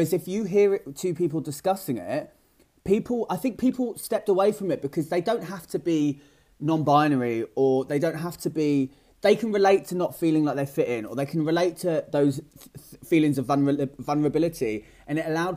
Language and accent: English; Great Yarmouth, East of England, United Kingdom; moved away as an adult; now in London, United Kingdom; I'm actually from a small town outside of Norwich called Great Yarmouth